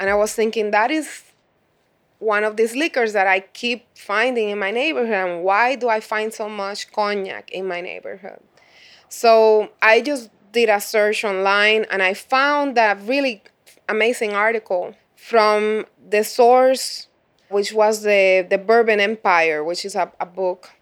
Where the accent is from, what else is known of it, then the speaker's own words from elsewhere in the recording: Puerto Rico; moved away as an adult; now in Chicago, United States; growing up in Puerto Rico, since I, since I spent those twenty-seven years